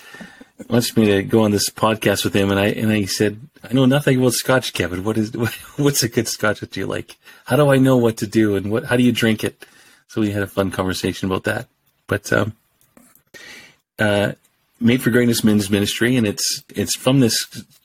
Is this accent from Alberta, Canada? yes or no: yes; Edmonton, Alberta, Canada; moved away as an adult; now in Regina, Canada; born and raised in Edmonton